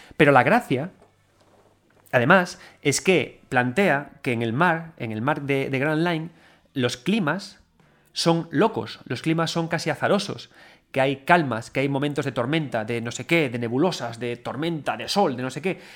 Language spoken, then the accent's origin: Spanish; A Coruña, Galicia, Spain; cuando éramos chavales y chavalitos todos en Coruña